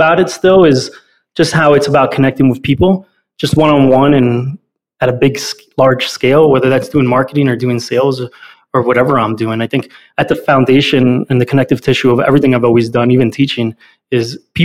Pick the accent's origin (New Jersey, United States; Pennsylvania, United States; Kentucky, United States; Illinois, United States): New Jersey, United States; Weehawken; also born or lived in North Bergen, New Jersey; Then was raised half the time in Weehawken, which is actually, for those that may not know, is where the Lincoln Tunnel is on the Jersey side.